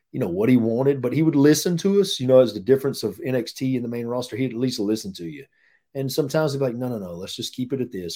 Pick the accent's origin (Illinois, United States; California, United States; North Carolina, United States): North Carolina, United States; moved away as an adult; also born or lived in Florida; we're from North Carolina